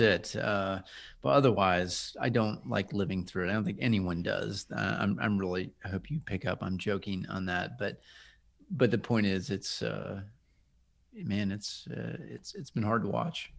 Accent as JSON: {"language": "English", "region": "Midwest", "country": "United States", "moved": "as an adult", "lives_now": "Nashville, United States", "said": "I'm the token other Midwesterner"}